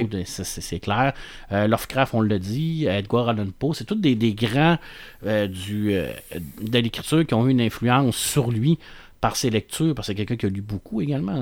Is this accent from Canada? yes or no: yes; Quebec, Canada; on est québécois